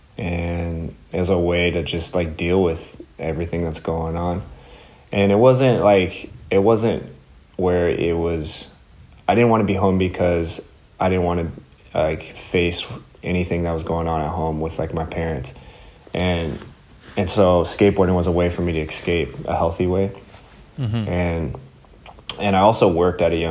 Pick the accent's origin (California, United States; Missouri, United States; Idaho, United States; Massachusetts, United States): California, United States; Southern; I grew up in Southern California